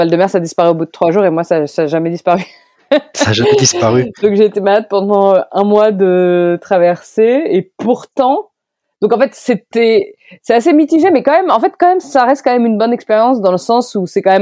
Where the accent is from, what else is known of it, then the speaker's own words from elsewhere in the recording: Orléans, Centre-Val de Loire, France; C'est ça. Je suis parti d'Orléans et je suis parti en stop jusqu'en Vendée, jusqu'au Sable d'Olonne.